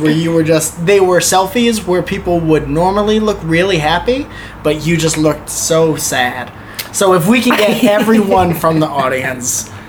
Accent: Connecticut, United States; we're both from Connecticut

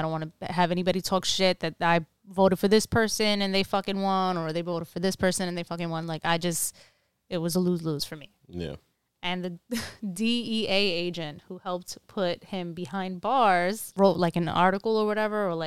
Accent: United States; We're American.

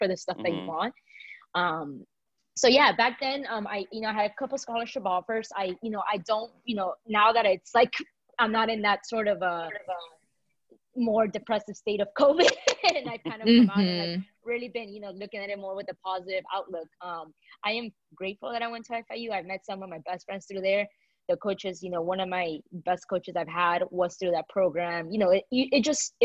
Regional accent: Miami, Florida, United States; moved away as an adult; now in Atlanta, United States; been able to stay in my hometown and see my family

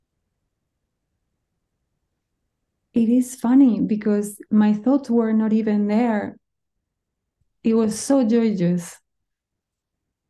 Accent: Spain; moved away; I come from Spain. You need to understand that food is our culture

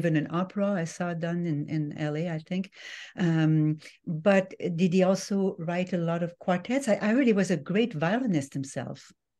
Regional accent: France; accent: French; English is a second language; Okay, so lots of wonderful things coming from French, including my accent, which I cannot able to make disappear today, unfortunately.

